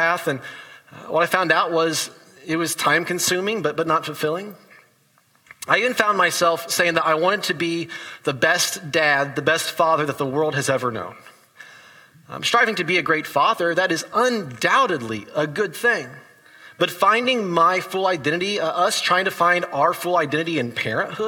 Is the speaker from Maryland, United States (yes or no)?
no; Indiana, United States; my hometown Indiana Pacers.